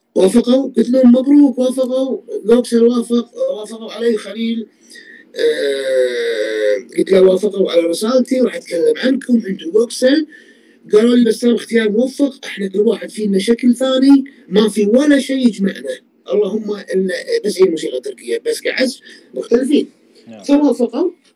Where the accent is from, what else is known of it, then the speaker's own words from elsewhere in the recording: Kuwait; انا كويتي